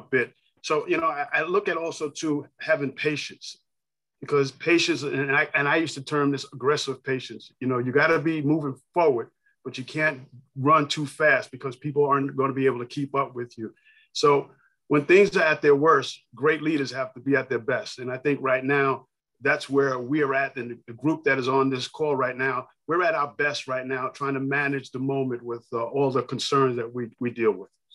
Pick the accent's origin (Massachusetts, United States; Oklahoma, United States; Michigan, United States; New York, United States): New York, United States; New York City; I grew up in New York City, um, borough Queens, Hollis, Queens